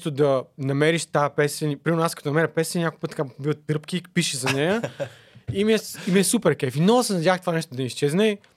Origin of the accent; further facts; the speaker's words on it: Plovdiv, Plovdiv Province, Bulgaria; also born or lived in Netherlands / Germany / Spain; now in Sofia, Bulgaria; От Пловдив съм, да.